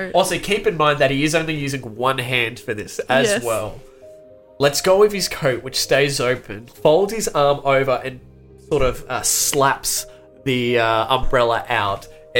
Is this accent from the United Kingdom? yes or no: yes; England, United Kingdom; Oh, it's, I'm from England.